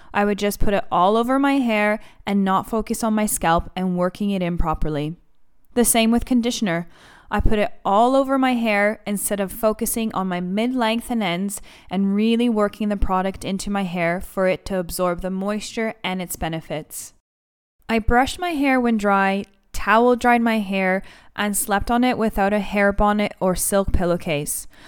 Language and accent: English; Canada; moved away as an adult; now in London, United Kingdom; I am Greek Canadian